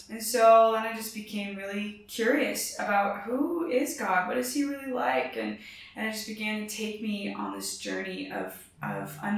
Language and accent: English; Arkansas, United States; I am originally from Arkansas